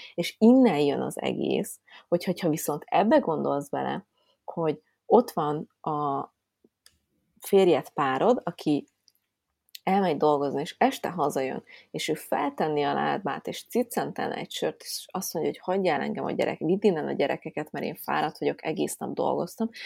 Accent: Budapest, Hungary; Én, aki, értitek, fővárosba nőttem föl, és az állatkertbe láttam kecskét

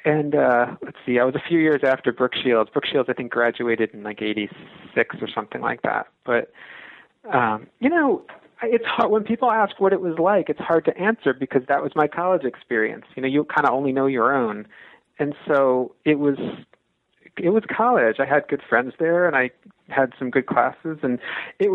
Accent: West Long Branch, New Jersey, United States; moved away as an adult; also born or lived in Columbia, Missouri; now in Starkville, United States; I'm from New Jersey. I'm from a town called West Long Branch, which is on the shore

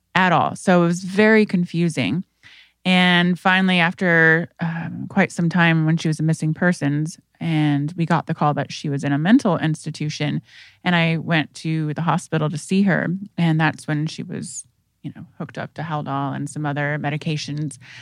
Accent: Indiana, United States; I am from Indiana, and I come from a family that has a history of mental health disease

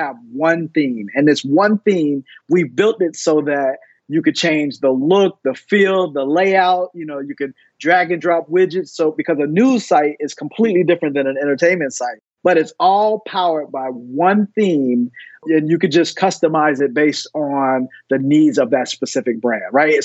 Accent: Fort Lauderdale, Florida, United States; also born or lived in Tallahassee, Florida; I was born and raised in Fort Lauderdale, Florida

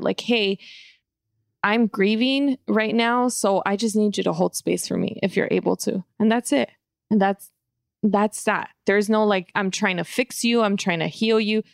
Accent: California, United States; growing up, even here in the hood

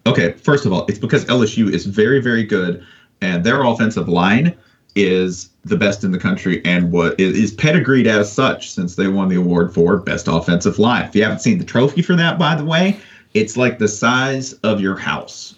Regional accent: the South, United States; I'm from the South, but I wasn't raised like evangelical

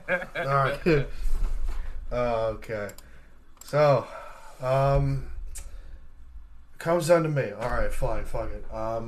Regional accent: New York, United States; that insults me as a New Yorker

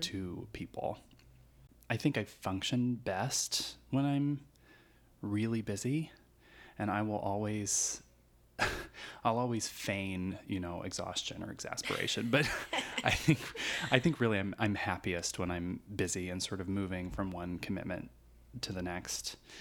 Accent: Du Quoin, Illinois, United States; moved away as an adult; also born or lived in Evansville, Indiana; I grew up in a little town called Du Coin, Illinois, uh, which is a little farm town in rural Southern Illinois.

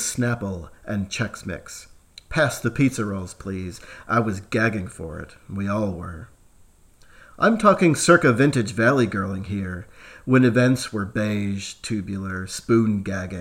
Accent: United States; moved away as an adult; now in Australia; As an American teen in the later 1980s

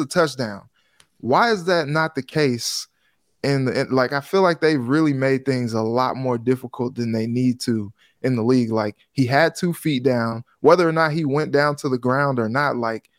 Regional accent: Cincinnati, Ohio, United States; I still, you know, I came from Cincinnati. I have so many Cincinnati folks on my timeline

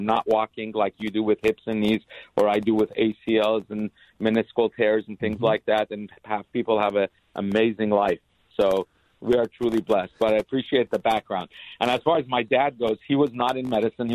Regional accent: Los Angeles, California, United States; also born or lived in Boston; I grew up in L.A. I went to William Howard Taft High School in Woodland Hills

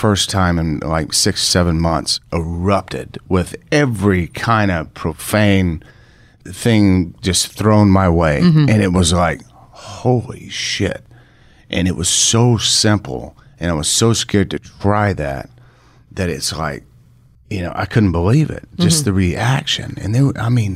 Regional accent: Texas, United States; I'm from Texas. I was raised kind of in the country and things like that. So I'm a country boy.

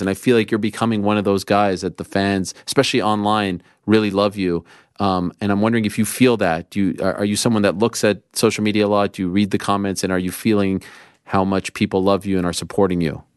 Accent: Canada; I was born in Canada, so I like Canada

